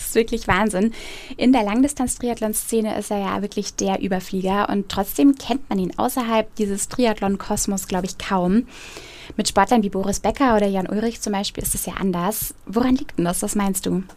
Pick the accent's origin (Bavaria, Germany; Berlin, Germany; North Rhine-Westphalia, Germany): Bavaria, Germany; Roth; Meine Heimatstadt Rot